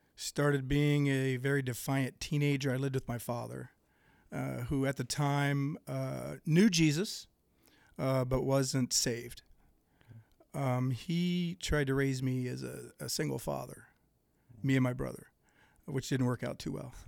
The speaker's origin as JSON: {"language": "English", "town": "Greenville", "region": "Ohio", "country": "United States", "tie": "born or raised there", "said": "I was born and raised in Dark County, gr, a little town called Greenville"}